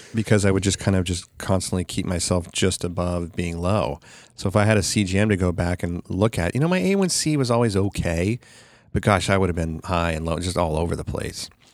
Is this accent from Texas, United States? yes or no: no; Sacramento, California, United States; this one in Sacramento, which is my hometown